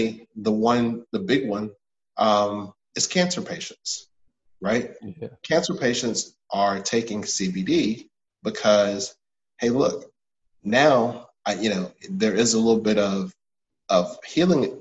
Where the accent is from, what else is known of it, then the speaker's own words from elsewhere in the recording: Atlanta, Georgia, United States; also born or lived in Washington, D.C.; I'm from Atlanta. I went to one of the better prep schools in Atlanta